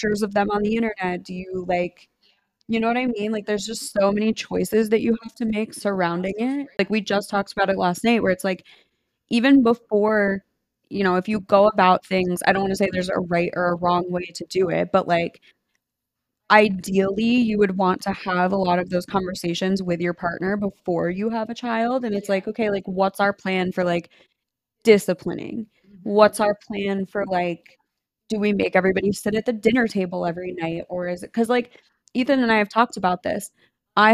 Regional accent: United States; the difference of growing up in America and like growing up not in America

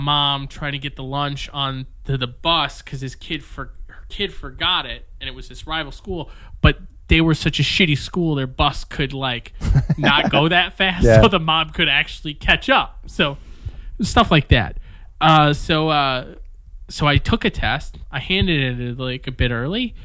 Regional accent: Detroit, Michigan, United States; now in Stockholm, Sweden; I grew up in Detroit in this very urban environment

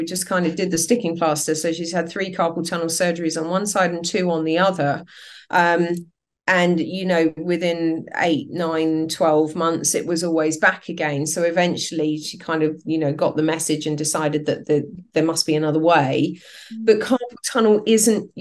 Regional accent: England, United Kingdom; also born or lived in Southern France; I'm English.

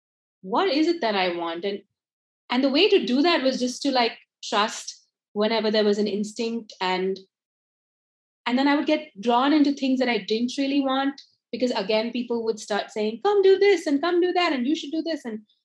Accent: India; moved away as an adult; also born or lived in United States; I grew up in India, studied and lived in the US for about 10 years and worked there

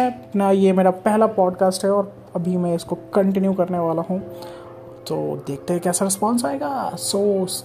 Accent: Bihar, India; moved away as an adult; also born or lived in Bangalore; now in Mumbai, India; so basically मैं बिहार से हूँ बिहार से मैं 2009 में मूव कर गया था मैं बैंगलोर चला गया था अपने स्टडीज़ के लिए

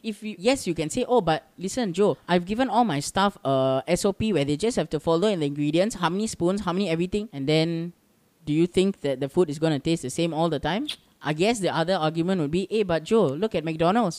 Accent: Singapore; I'm Singaporean

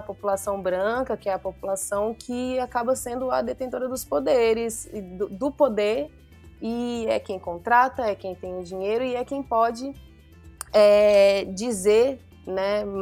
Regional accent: Mato Grosso, Brazil; now in Paraty, Brazil; no Mato Grosso, estando lá, né, sendo mato-grossense. Então, foi muito importante para mim essa, essa, essa vinda para Paraty

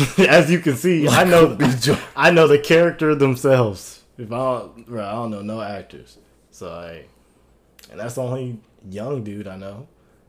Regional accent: Atlanta, Georgia, United States; I'm from Atlanta

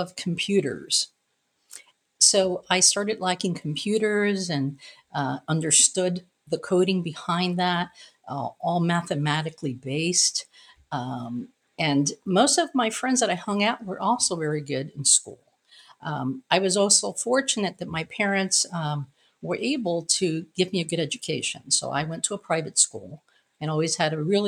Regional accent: Cleveland, Ohio, United States; first language Spanish; English is a second language; also born or lived in Brooklyn, New York / Puerto Rico (ancestry); I am originally from Brooklyn, New York. First generation born in New York. My family came from Puerto Rico. I grew up in a very traditional Spanish speaking home. And then I grew up in Cleveland, Ohio

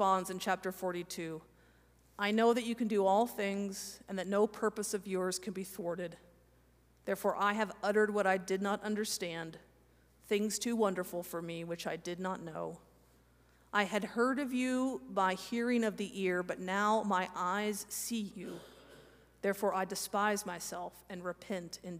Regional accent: Kansas, United States; I'm from Kansas

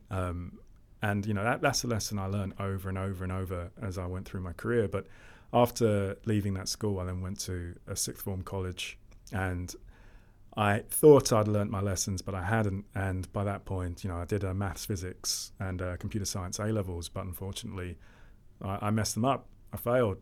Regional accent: London, United Kingdom; I grew up in Lewisham, Southeast London

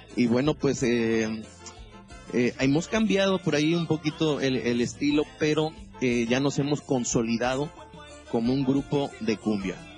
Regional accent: Real del Oro, Veracruz, Mexico; yo soy originario de Veracruz, vengo de un pueblito que se llama Real del Oro

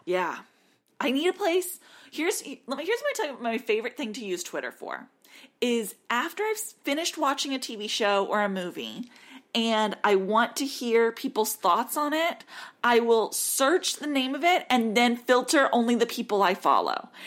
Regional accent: United States

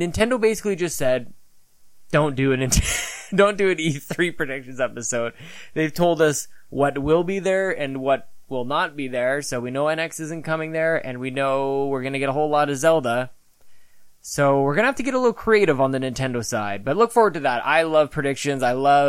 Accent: Canada; me being very Canadian

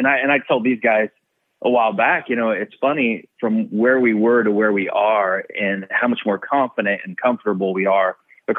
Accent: Kansas, United States; moved away; I grew up in Kansas, so that's Tornado Alley

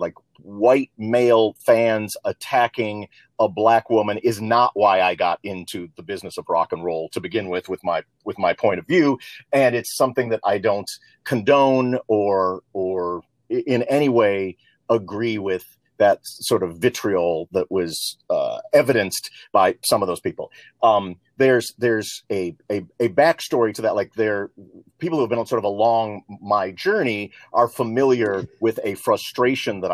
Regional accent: Libertyville, Illinois, United States; also born or lived in New York City; I was born in Harlem in New York City and then grew up 18 years in a small town in Northern Illinois, where I literally integrated the town of Libertyville

